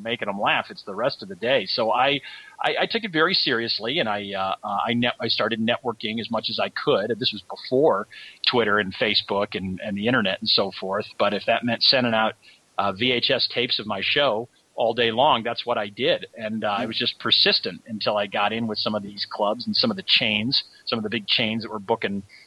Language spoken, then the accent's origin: English; Chicago, Illinois, United States; also born or lived in Florida; I moved back to my hometown of Chicago